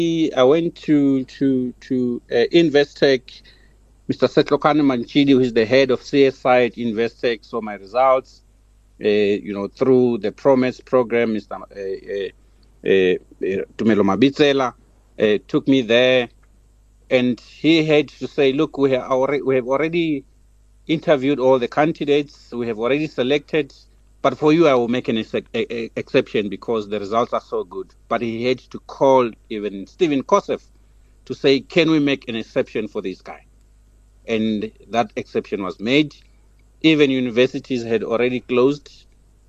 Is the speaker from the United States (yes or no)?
no; Soweto, Gauteng, South Africa; the hood, from the township, went to high school in Soweto, public school